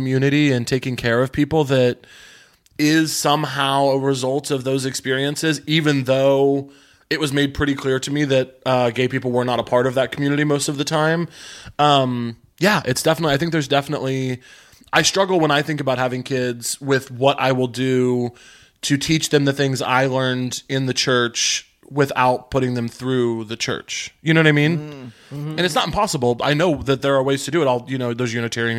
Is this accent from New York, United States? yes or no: no; rural Missouri, United States; I grew up in very rural Missouri around a bunch of extremely religious white evangelicals